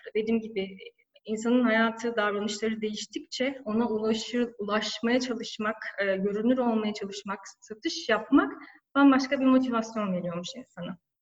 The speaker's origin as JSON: {"language": "Turkish", "region": "Antalya", "country": "Turkey", "also_born_or_lived": "İzmir", "moved": "as an adult", "lives_now": "Istanbul, Turkey", "said": "ben Antalyalıyım, 36 yaşındayım."}